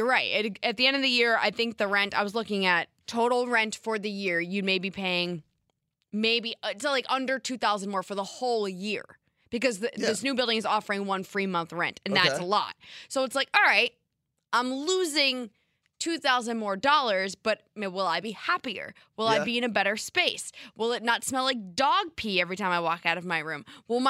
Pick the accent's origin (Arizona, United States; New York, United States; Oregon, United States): New York, United States; However, I'm from Westchester and go to school in Binghamton, so I'd only be available once the semester ends in May.